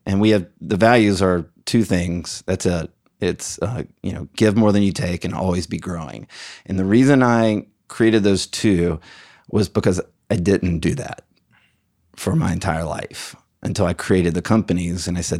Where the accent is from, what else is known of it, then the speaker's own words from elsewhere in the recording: Alabama, United States; I'm from Alabama. Like, right. I went to the University of Alabama.